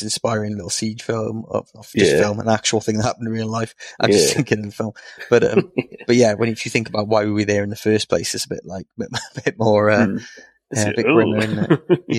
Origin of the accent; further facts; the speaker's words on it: Wales, United Kingdom; as Welsh boys...